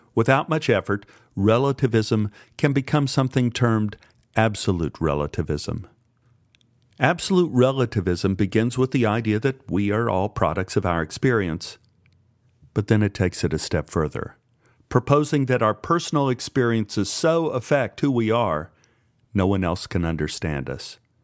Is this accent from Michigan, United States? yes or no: no; Dallas, Texas, United States; I grew up in Oak Cliff, which is as close to a theocracy that ever existed in the United States